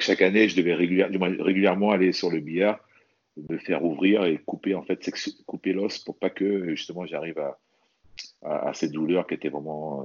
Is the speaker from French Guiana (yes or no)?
yes; French Guiana; moved away; also born or lived in Metropolitan France; je suis originaire de la Guyane